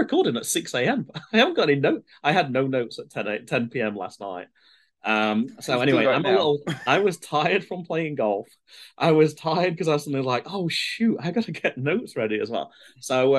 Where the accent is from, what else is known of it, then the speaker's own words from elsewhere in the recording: United Kingdom; moved away as an adult; now in United States; I'm British.